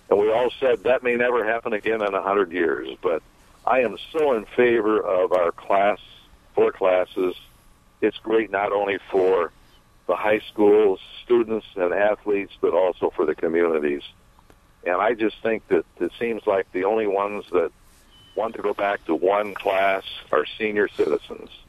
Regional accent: South Bend, Indiana, United States; born or raised there; moved away as an adult; now in Carmel, United States

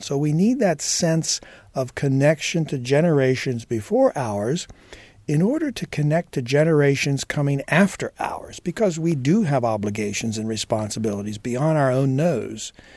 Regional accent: Indiana, United States; I'm also a Hoosier.

